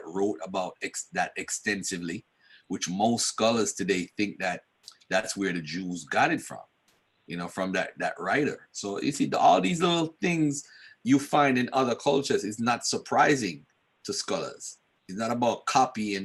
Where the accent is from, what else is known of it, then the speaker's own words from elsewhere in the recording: Jamaica; now in United States; I come here to America via Jamaica. And I come from Jamaica